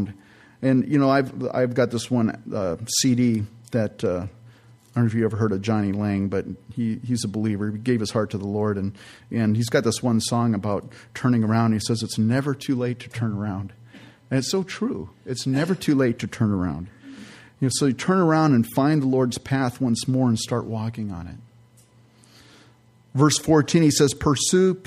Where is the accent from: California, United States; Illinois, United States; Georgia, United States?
California, United States; San Jose; I grew up in California in the San Francisco Bay Area, San Jose to be specific